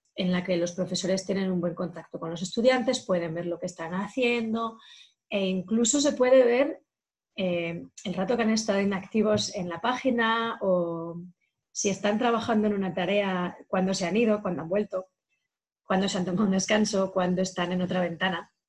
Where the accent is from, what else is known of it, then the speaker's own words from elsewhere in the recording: Soria, Castile and León, Spain; moved away; una chica soriana de mi tierra